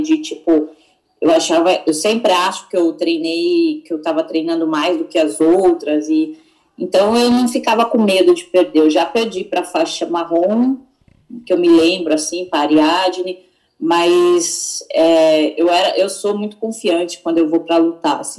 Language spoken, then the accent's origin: Portuguese; Itu, São Paulo, Brazil; also born or lived in Singapore; eu sou do interior, né, de Itu mesmo